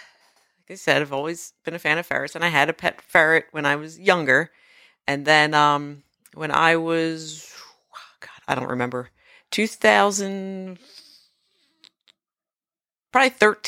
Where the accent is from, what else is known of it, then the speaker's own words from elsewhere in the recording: New Jersey, United States; I grew up near the Cape May County Zoo.